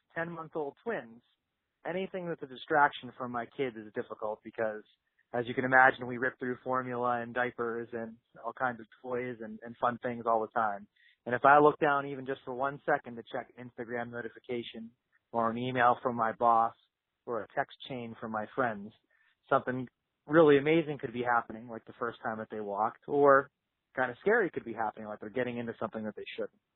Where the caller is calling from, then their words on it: Pittsburgh, Pennsylvania, United States; I'm from Pittsburgh, Pennsylvania. I was calling